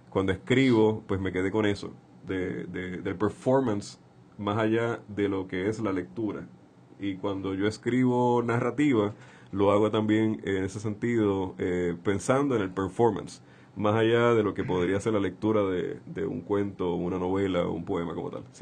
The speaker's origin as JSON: {"language": "Spanish", "town": "Santurce", "country": "Puerto Rico", "tie": "born or raised there", "said": "Nací en el Hospital Pavía el 29 de marzo de 1981. Eh, me crié en el barrio Caimito."}